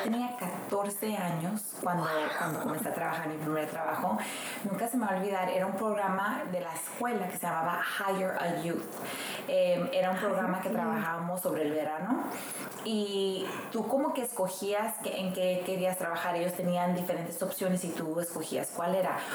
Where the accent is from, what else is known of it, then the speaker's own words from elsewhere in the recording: Mexico; now in United States; una, una mujer que nació en un rancho, viene así, nací en México, Dios me quiso a la oportunidad de venirme a Estados Unidos a luchar